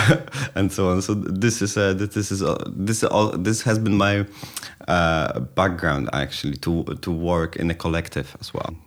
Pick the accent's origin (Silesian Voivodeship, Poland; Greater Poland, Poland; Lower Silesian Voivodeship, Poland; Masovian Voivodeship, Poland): Greater Poland, Poland; Poznań; moved away; also born or lived in Kraków; it's my hometown